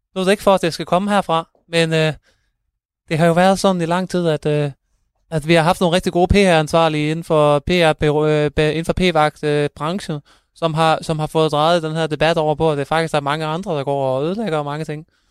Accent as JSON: {"language": "Danish", "town": "Thyregod", "region": "Central Denmark Region", "country": "Denmark", "also_born_or_lived": "Aarhus", "said": "jeg kommer også, øh, fra Thyregod"}